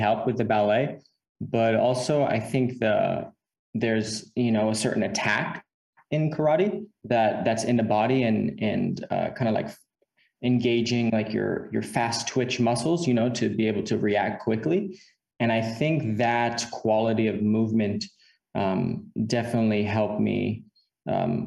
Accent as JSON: {"language": "English", "country": "United States", "tie": "born or raised there", "also_born_or_lived": "Tampa, Florida", "said": "I was born in America, and I've been living in America my whole life"}